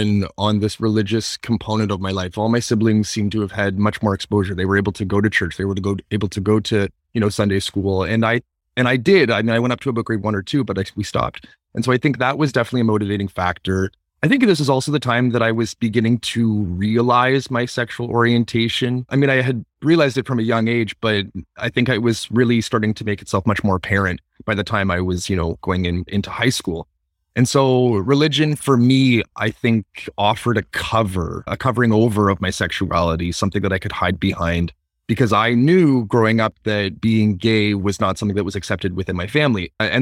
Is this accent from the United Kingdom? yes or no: no; Toronto, Ontario, Canada; I grew up, born and raised in Toronto, Ontario, and I come from a family of five. I'm the youngest of five, and I have three brothers and a sister